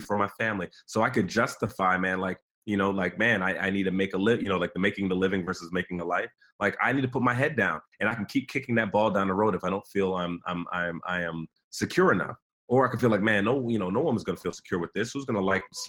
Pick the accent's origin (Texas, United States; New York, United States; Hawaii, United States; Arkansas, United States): New York, United States; New York City; I come from, you know, Nigerian immigrants, came in the late 70s. I was born in Brooklyn, New York, and raised